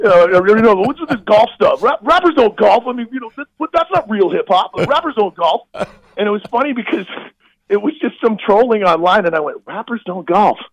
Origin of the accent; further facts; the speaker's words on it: Midwest, United States; I'm from the Midwest